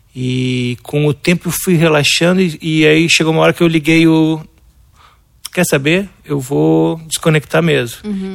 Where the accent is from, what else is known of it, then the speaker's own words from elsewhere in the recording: Porto Alegre, Rio Grande do Sul, Brazil; Nasci em Porto Alegre